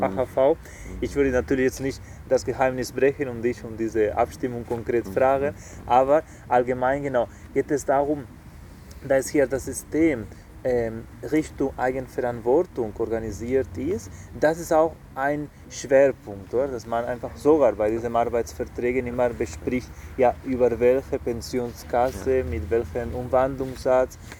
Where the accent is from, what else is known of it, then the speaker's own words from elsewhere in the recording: Spain; moved away; Ich komme aus einem Land, aus Spanien